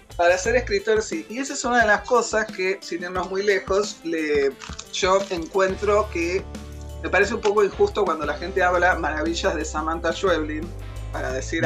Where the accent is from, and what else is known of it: Argentina